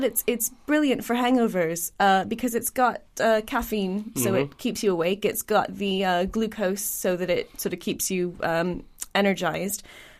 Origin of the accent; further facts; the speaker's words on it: Portland, Oregon, United States; now in United Kingdom; I am from Portland, Oregon